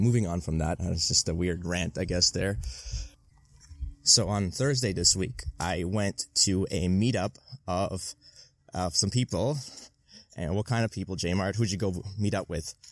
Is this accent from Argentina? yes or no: no; Armenia; now in Toronto, Canada; immigrants, like from like myself. Obviously, I'm from Armenia originally